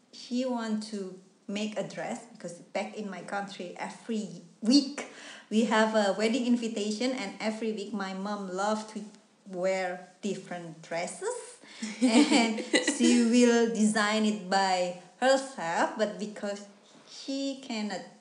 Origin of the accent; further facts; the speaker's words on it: Indonesia; English is a second language; moved away as an adult; now in Melbourne, Australia; I came from Indonesia. I actually live in a small town